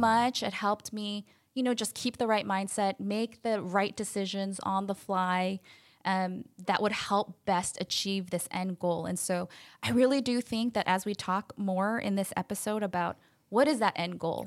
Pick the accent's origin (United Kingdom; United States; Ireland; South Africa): United States; Chicago, Illinois; now in Long Beach, United States; I'm actually from Chicago, so not a Californian um, by nature